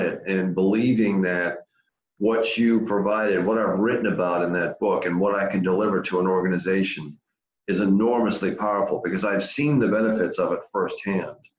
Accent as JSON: {"language": "English", "region": "Massachusetts", "country": "United States", "tie": "born or raised there", "moved": "yes", "said": "I grew up in Massachusetts, born and raised."}